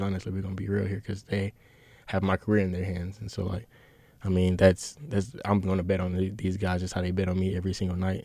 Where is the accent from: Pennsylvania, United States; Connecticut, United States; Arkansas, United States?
Arkansas, United States; Bryant; I'm from Bryan, Arkansas